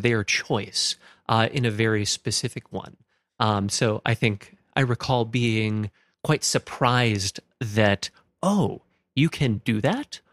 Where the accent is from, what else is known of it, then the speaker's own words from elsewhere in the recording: Stillwater, Minnesota, United States; I grew up in Stillwater, Minnesota